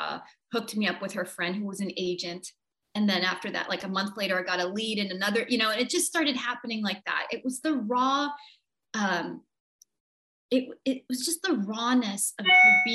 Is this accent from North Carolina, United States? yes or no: no; New York, United States; moved away; also born or lived in Vancouver, Canada / Montreal, Canada / Toronto, Canada; predominantly New York, born and raised. And then mm-hmm. the rest of it was mostly Vancouver, Canada.